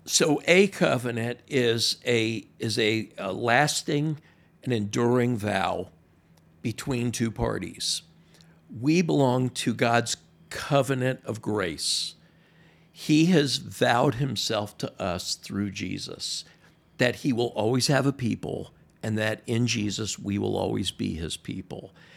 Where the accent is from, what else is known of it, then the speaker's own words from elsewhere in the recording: Miami, Florida, United States; moved away as an adult; now in Maryland, United States; I'm from Miami, born and raised